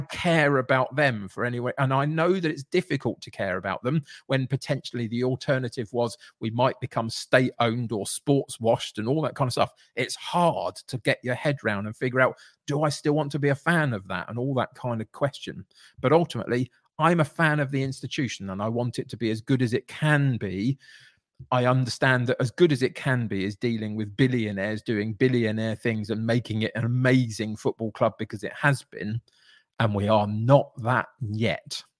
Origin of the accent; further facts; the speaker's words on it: Brentford, London, United Kingdom; I grew up in Brentford